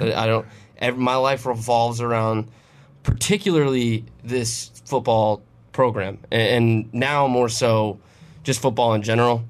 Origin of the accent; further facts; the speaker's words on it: Lowcountry, South Carolina, United States; I grew up in the Low Country